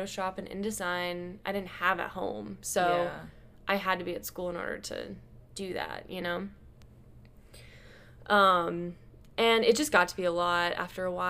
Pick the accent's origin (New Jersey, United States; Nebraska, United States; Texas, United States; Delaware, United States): Nebraska, United States; Omaha; moved away as an adult; also born or lived in Chicago; growing up in Omaha